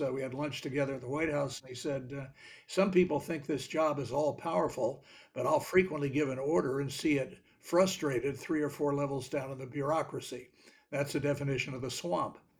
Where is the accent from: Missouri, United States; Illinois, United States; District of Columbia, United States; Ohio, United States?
District of Columbia, United States; Washington; when I was growing up in Washington